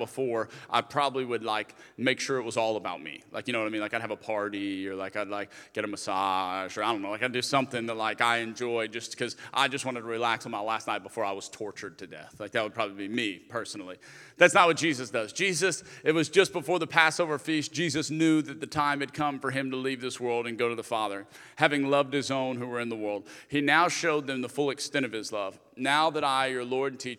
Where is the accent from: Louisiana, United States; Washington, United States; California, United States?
Louisiana, United States; Lafayette; moved away as an adult; also born or lived in Birmingham; I'm originally from Lafayette, Louisiana, so that was the first church that I was